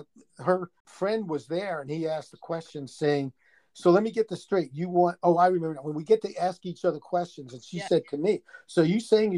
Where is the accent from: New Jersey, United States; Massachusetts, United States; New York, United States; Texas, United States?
New York, United States; New York City; accent: New York; moved away as an adult; now in Arizona, United States; I'm originally from Brooklyn.